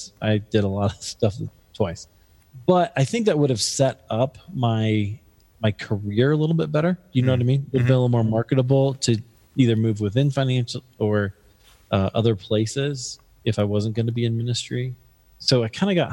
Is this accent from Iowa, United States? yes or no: yes; Des Moines, Iowa, United States; now in Denver, United States; my hometown of Des Moines, Iowa